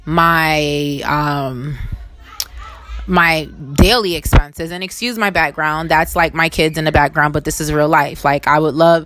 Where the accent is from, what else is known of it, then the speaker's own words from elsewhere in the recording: New York City, New York, United States; I was born in Brooklyn, New York. And while I didn't choose to be born here, I have chosen through my different whatever to kind of stay here.